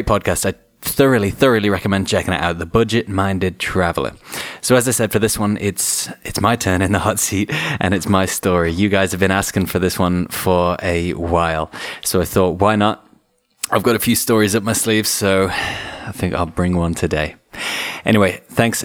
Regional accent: Shropshire, West Midlands, United Kingdom; I grew up in Edgemont, a little rural village

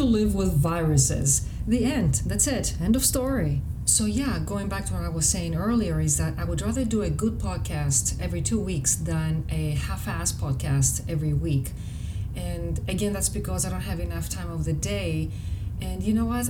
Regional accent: Greece; English is a second language; moved away; as I was growing up in Greece

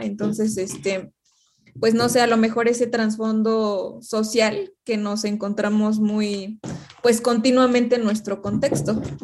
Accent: Mexico; como mexicanos

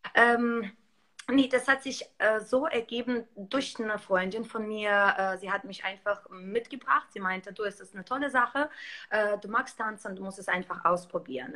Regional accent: Belarus; moved away; ich komme ursprünglich aus Weißrussland

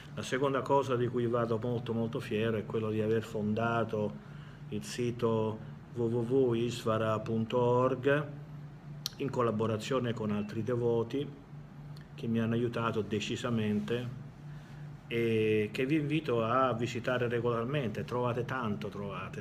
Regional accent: Italy; moved away as an adult; Io sono nato in Italia, però non ci vivo da tanti anni

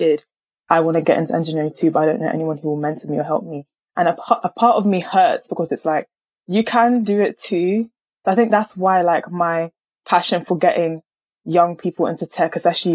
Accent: Nigeria; I'm a Nigerian

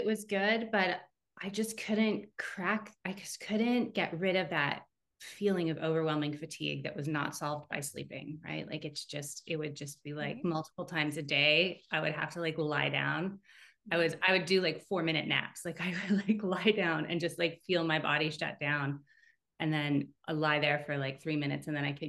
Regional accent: Canada; also born or lived in France; now in United States; And then we're Canadian, and now we're in the US.

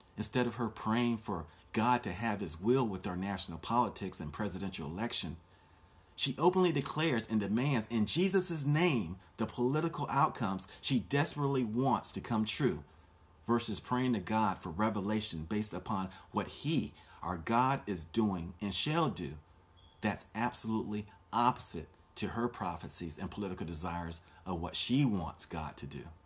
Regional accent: Orlando, Florida, United States; my hometown of Orlando, Florida

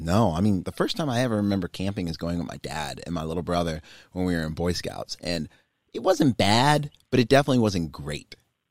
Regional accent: Germany; born there; I'm a military brat. I was born in Germany. You know, my parents are both in the military.

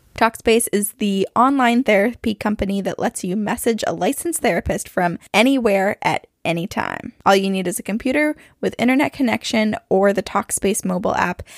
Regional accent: Burlington, Vermont, United States; I'm from Burlington, Vermont

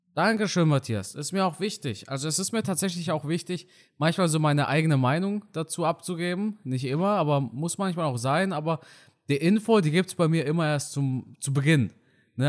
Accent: hometown near Karlsruhe, Baden-Württemberg, Germany; now in North Rhine-Westphalia, Germany; ich wohne ja mittlerweile in NRW. Aber ein kleines Dorf aus meiner Heimatstadt neben Karlsruhe

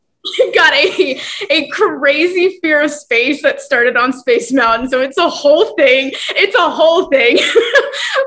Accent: Florida, United States; I am born and raised in Florida

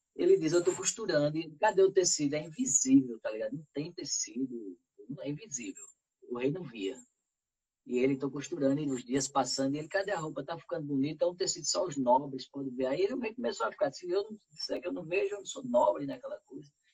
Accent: Arcoverde, Pernambuco, Brazil; eu como sou de Arco Verde

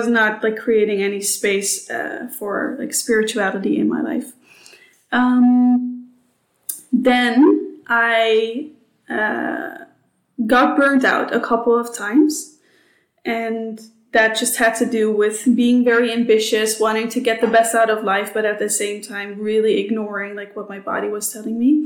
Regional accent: Amsterdam, North Holland, Netherlands; English is a second language; moved away as an adult; also born or lived in United States / Singapore; now in Sydney, Australia; I am Dutch, which you can probably hear. I'm from Amsterdam

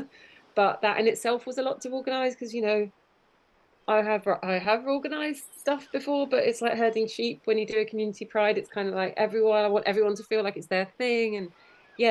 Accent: Kent, South East England, United Kingdom; I grew up in Kent

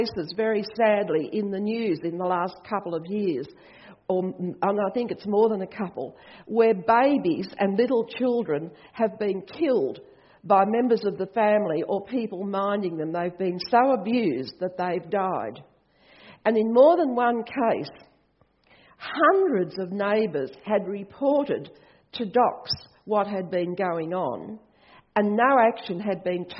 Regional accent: Australia; I'm Australian

